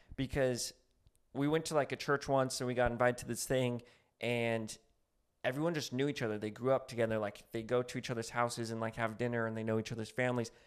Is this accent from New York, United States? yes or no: no; New Mexico, United States; now in Los Angeles, United States; I'm from New Mexico